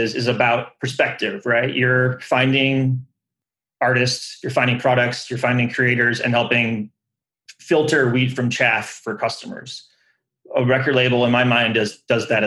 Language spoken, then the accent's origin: English; Detroit, Michigan, United States; growing up in the Detroit area